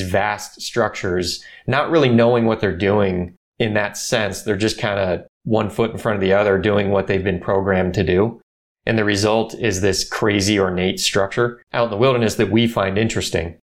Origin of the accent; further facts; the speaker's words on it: Orange County, California, United States; I grew up here in Orange County. I've, I've been here forever